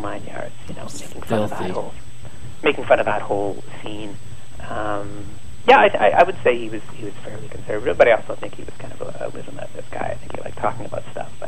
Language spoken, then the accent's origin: English; Ottawa, Ontario, Canada; I delivered the Montreal Star for a while as a kid, growing up in Ottawa